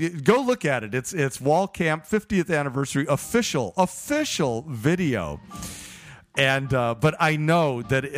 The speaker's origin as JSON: {"language": "English", "town": "Chicago", "region": "Illinois", "country": "United States", "tie": "born or raised there", "moved": "yes", "said": "I grew up in Chicago and grew up Lutheran"}